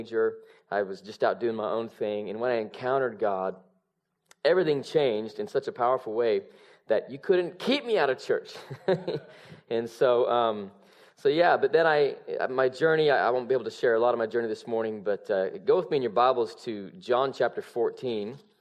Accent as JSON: {"language": "English", "town": "Salt Lake City", "region": "Utah", "country": "United States", "tie": "born or raised there", "moved": "yes", "lives_now": "Redding, United States"}